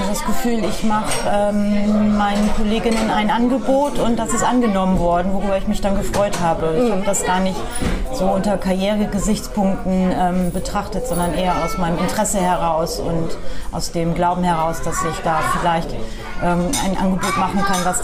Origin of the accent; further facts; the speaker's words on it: Norden, Lower Saxony, Germany; now in Bremen, Germany; Also ich bin ähm, tatsächlich im Norden geboren. Also Norden ist eine Stadt in Ostfriesland, die vielleicht einige kennen und bin dann ähm, da auch ähm, bis zum Ende meiner meiner Schulzeit bis zum Abitur geblieben